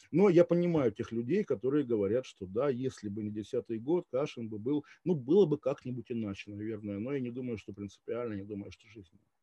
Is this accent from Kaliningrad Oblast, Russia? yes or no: yes; Kaliningrad, Kaliningrad Oblast, Russia; moved away as an adult; also born or lived in Switzerland / Moscow; я жил до 23 лет в Калининграде